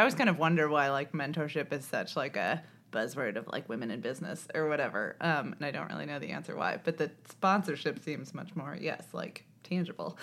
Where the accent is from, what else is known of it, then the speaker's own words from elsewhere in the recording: Indiana, United States; I'm from Indiana